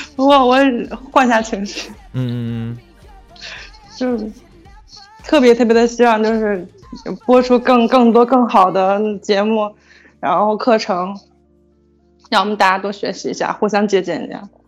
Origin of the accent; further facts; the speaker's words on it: Xi'an, Shaanxi, China; 我来自西安